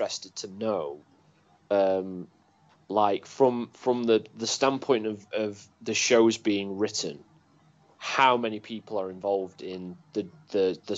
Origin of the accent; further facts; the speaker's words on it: United Kingdom; as a British wrestling fan